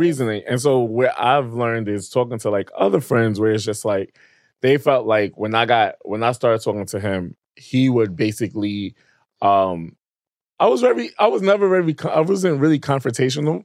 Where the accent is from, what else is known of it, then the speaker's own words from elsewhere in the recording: New York City, New York, United States; also born or lived in Queens; I was raised there for majority of my life